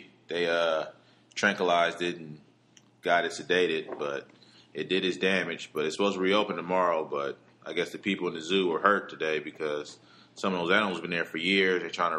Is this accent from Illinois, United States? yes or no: no; Oakland, California, United States; I'm from Oakland, California